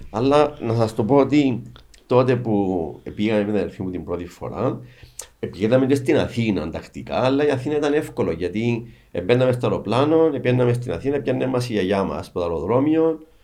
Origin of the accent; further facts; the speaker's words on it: Cyprus; είμαστε από την Κύπρο, είμαι με την αδελφή μου